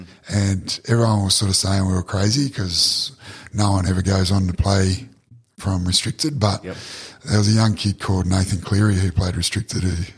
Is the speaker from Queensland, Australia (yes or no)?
yes; Brisbane, Queensland, Australia; also born or lived in Dalby / Toowoomba; We moved to Acacia Ridge.